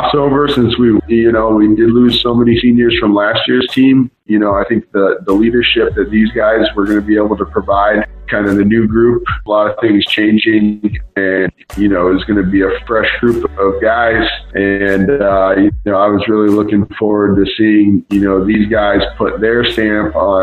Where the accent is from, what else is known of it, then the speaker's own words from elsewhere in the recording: Colorado, United States; now in Chicago, United States; I grew up in Colorado, so I was a Rockies fan